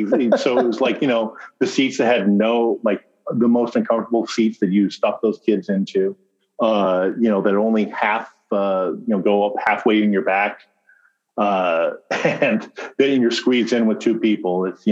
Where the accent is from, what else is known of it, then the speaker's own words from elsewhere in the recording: Orange County, California, United States; me and my brother growing up in Orange County.